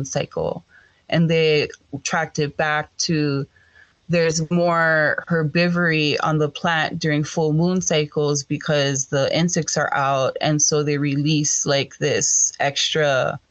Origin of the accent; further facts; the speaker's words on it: Oahu, Hawaii, United States; also born or lived in Ewa Beach; now in Hilo, United States; I am born and raised on Oahu